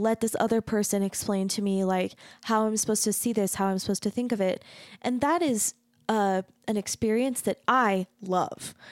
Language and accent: English; United States